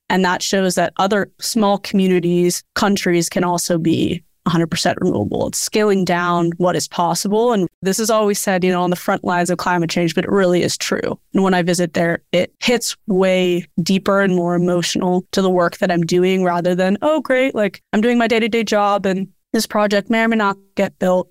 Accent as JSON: {"language": "English", "area": "Bay Area", "region": "California", "country": "United States", "tie": "born or raised there", "also_born_or_lived": "Hawaii", "said": "growing up in the Bay Area"}